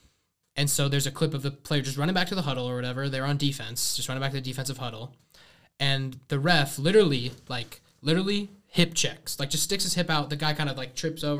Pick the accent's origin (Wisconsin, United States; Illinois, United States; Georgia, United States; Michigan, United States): Illinois, United States; Chicago; I'm from Chicago